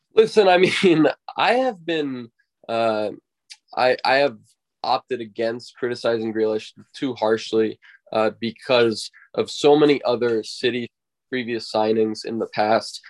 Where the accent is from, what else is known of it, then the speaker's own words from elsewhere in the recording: United States; growing up in the United States